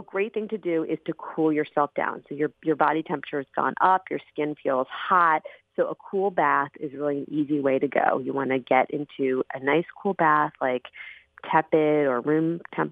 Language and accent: English; Arizona, United States; I grew up in Arizona